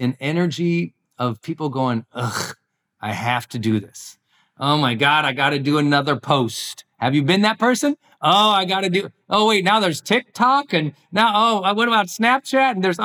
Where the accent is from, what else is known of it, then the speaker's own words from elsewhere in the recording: Montana, United States; moved away; my home state where I grew up in Montana